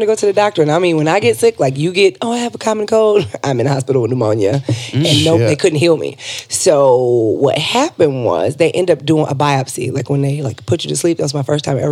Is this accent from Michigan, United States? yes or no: yes; Detroit, Michigan, United States; I'm from a little city called Detroit, Michigan